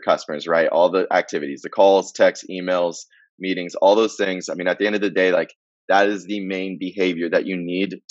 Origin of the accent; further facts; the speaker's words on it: Marietta, Georgia, United States; moved away as an adult; I grew up in Marietta, Georgia, just north of the city of Atlanta, pretty much my whole life